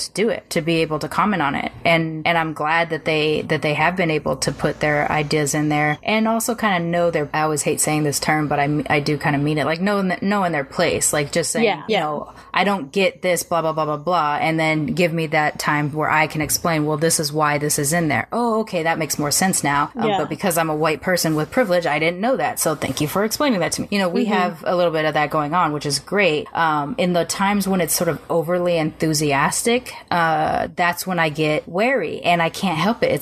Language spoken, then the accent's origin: English; Long Beach, California, United States; born or raised there